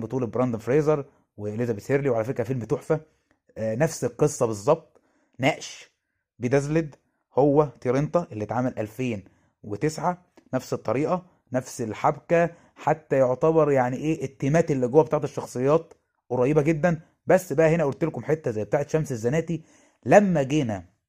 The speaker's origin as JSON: {"language": "Arabic", "country": "Egypt", "said": "عندنا في مصر"}